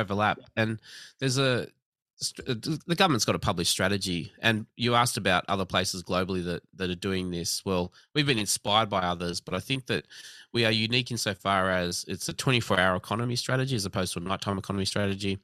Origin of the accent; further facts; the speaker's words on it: Australia; I was born in Australia